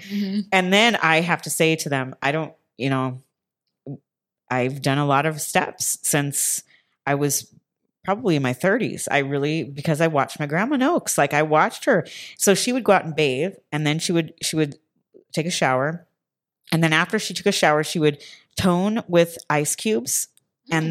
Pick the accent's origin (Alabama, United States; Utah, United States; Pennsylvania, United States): Utah, United States; moved away; I'm from Utah, which I feel like is really kind of wild.